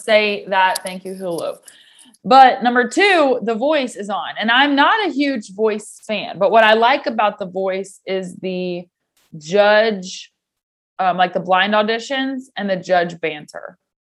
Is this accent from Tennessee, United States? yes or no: yes; Knoxville, Tennessee, United States; I was from Knoxville